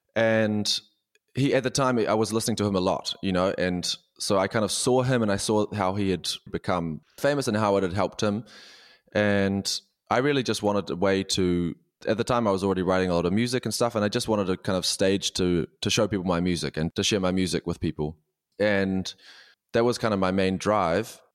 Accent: New Zealand; moved away as an adult; now in Berlin, Germany; I'm a New Zealander

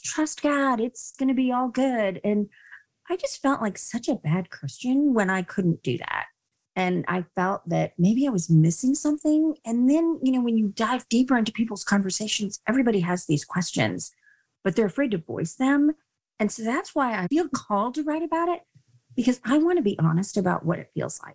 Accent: India; I was born in India

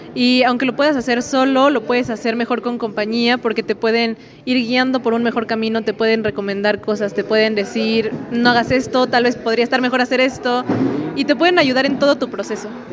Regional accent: Xalapa, Veracruz, Mexico; soy de aquí de Jalapa

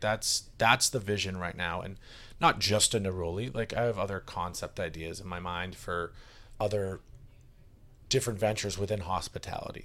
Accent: Westwood, Massachusetts, United States; my hometown

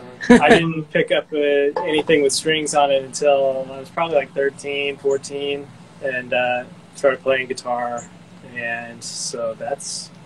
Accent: East Tennessee, United States; because I'm from East Tennessee, which is like Appalachia.

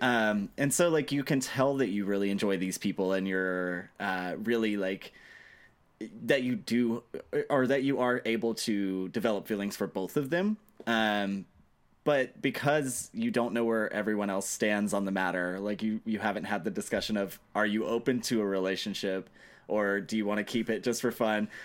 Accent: Mississippi, United States; I'm from Mississippi.

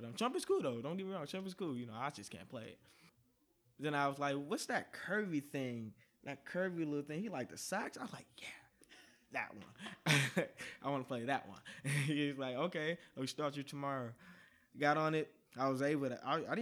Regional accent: Oakland, California, United States; also born or lived in Richmond, California; I'm from Oakland, actually

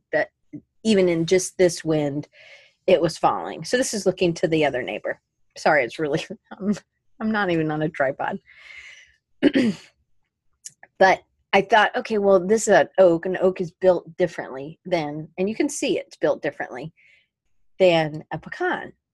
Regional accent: Atlanta, Georgia, United States; moved away; also born or lived in Colorado; growing up in Atlanta

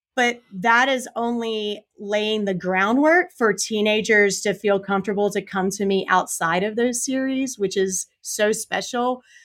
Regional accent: South Carolina, United States; born and raised in South Carolina

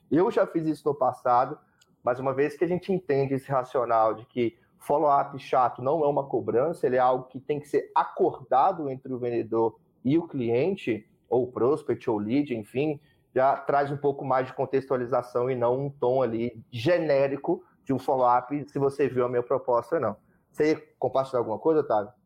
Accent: Brazil; eu sou brasileiro

